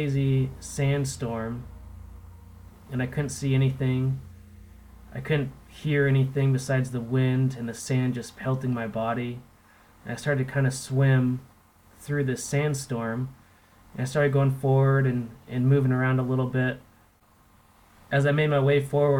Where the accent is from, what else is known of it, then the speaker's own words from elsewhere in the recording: Olympia, Washington, United States; I was a skater punk growing up in Olympia, Washington